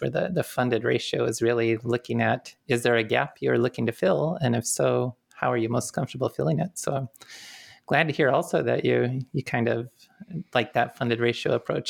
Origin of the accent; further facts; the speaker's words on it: Detroit, Michigan, United States; I grew up more in the Detroit area